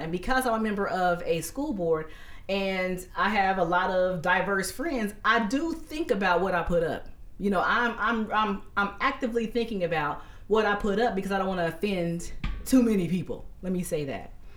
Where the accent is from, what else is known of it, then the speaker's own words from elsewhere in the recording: Dayton, Ohio, United States; we're from Dayton, Ohio